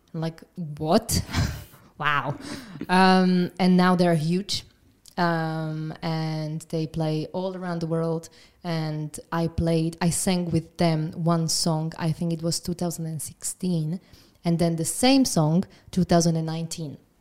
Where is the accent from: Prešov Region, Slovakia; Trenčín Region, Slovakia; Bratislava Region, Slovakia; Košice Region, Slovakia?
Trenčín Region, Slovakia; Trenčín; I'm from Trenčín